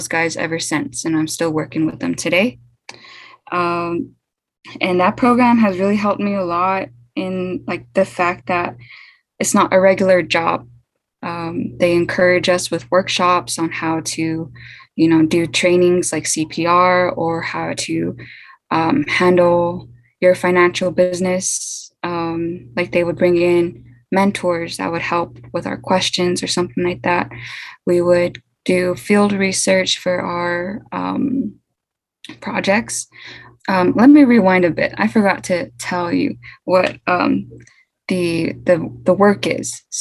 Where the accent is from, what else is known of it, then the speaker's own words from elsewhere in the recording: Albuquerque, New Mexico, United States; also born or lived in Newcomb, New Mexico / Jemez Pueblo, New Mexico; I was born in Albuquerque, New Mexico, but kind of raised back and forth between Albuquerque, Newcomb, New Mexico, and Jemez Pueblo.